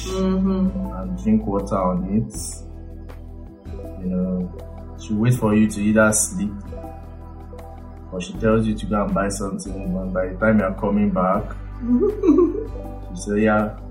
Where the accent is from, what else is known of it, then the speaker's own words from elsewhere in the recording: Lagos, Nigeria; also born or lived in Abeokuta, Ogun State / Ikorodu / Akoka; I was born and brought up in Surulere, Aguda, Surulere, Lagos. That was where I was born. I lived there for like 15 years